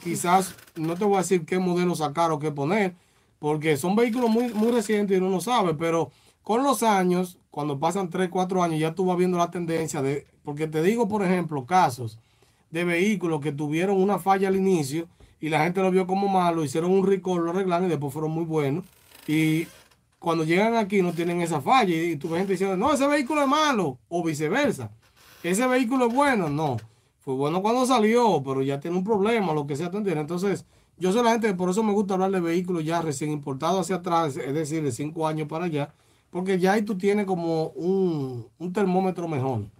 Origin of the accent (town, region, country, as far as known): Dominican Republic